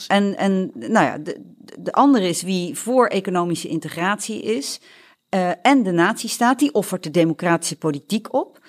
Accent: Netherlands; ik voel mij ook Nederlander

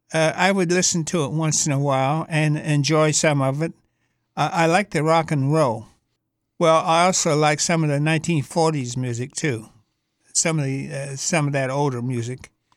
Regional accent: Detroit, Michigan, United States; also born or lived in Canton, Ohio; And I was raised there until I was 14 years old, and then when I was 14, I was up in Detroit, Michigan.

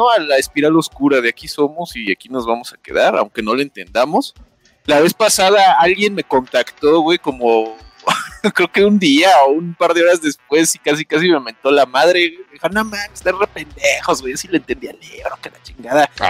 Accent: Monterrey, Nuevo León, Mexico; Yo soy de Monterrey.

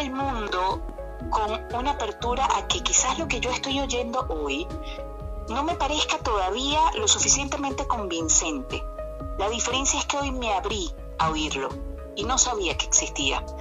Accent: Venezuela; moved away as an adult; now in Gijón, Spain; voy a seguir siendo la venezolana que nació en Venezuela, que ama Venezuela

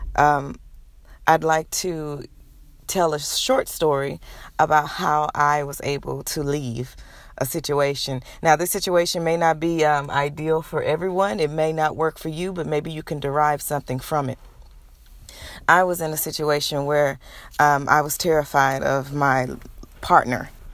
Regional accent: Houston, Texas, United States; moved away as an adult; also born or lived in Nashville, Tennessee; I'm originally from Houston, Texas.

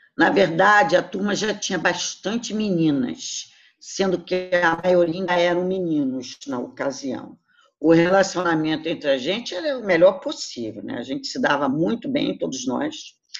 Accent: Rio de Janeiro, Brazil; also born or lived in Flamengo, Rio de Janeiro; Eu saí de Jacarepaguá e vim morar no Flamengo

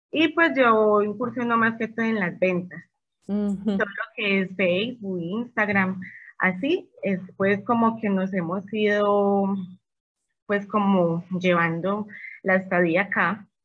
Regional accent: Medellín, Antioquia, Colombia; moved away as an adult; now in Querétaro, Mexico; este, soy de una ciudad muy bonita y muy maravillosa de Colombia, se llama Medellín y ya llevo en este hermoso país, ya llevo tres años, llegué con mi esposo

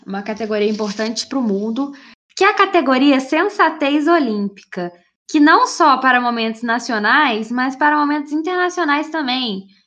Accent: Brazil; eu sou brasileira

